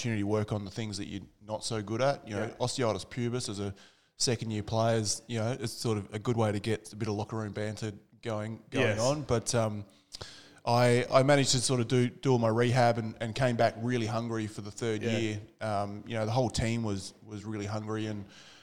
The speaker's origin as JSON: {"language": "English", "area": "Happy Valley", "region": "South Australia", "country": "Australia", "said": "I was a battler from Happy Valley"}